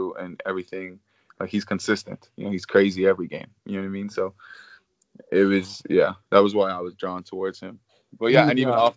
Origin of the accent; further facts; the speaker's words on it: Ireland; moved away; I'm coming from Ireland